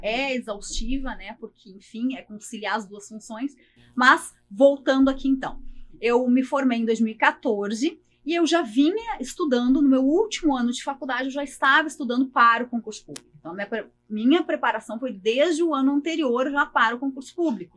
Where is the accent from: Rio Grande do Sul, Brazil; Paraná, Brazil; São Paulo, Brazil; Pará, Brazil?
Rio Grande do Sul, Brazil; Porto Alegre; meu sotaque não nega, eu sou natural de Porto Alegre, sou aqui de Porto Alegre